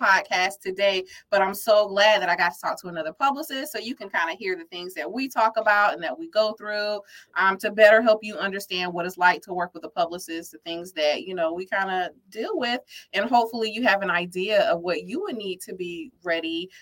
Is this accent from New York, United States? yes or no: no; Sumter, South Carolina, United States; now in Nashville, United States; my hometown is in South Carolina